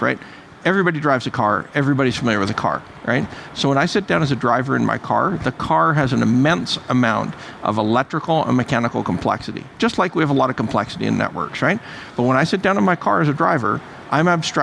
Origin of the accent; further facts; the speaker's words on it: Canada; I'm half Irish, half Russian, Canadian.